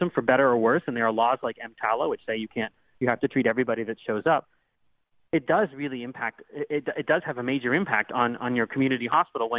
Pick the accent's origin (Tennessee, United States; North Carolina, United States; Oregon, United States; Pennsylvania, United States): Pennsylvania, United States; Pittsburgh; also born or lived in Butler, Pennsylvania; I grew up in the Pittsburgh area. I live and practice in the Pittsburgh area